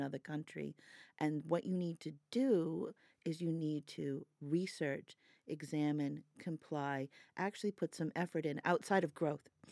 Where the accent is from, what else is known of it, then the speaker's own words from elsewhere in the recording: United States; moved away; I'm American